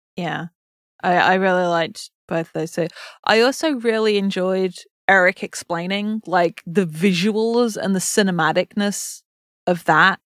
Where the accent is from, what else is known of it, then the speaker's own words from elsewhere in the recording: England, United Kingdom; I'm English